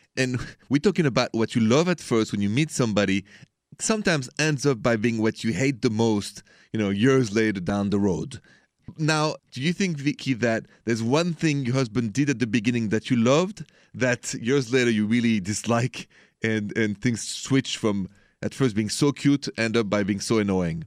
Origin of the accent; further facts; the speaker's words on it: France; moved away; I'm from France